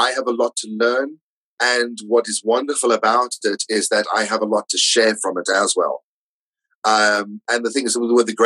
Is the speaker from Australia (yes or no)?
no; South Africa; moved away as an adult; also born or lived in London; now in Orpington, United Kingdom; being South African